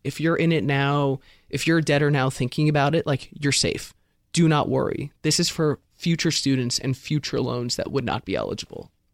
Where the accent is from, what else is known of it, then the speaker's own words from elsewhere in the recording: California, United States; I'm from California. When I was graduating high school, you go to U C Berkeley